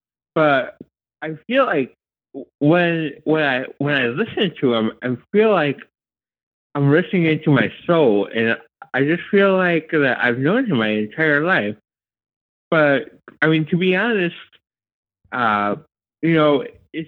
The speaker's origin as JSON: {"language": "English", "region": "Idaho", "country": "United States", "said": "I'm from Idaho"}